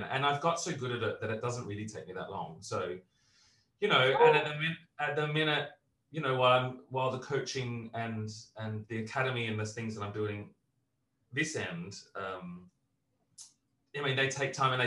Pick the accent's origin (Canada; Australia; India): Australia; also born or lived in Britain; now in United Kingdom; I'm, as an Australian